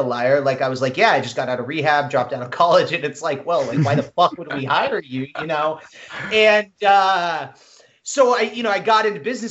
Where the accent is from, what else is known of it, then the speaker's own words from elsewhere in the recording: Midwest, United States; I grew up in the Midwest.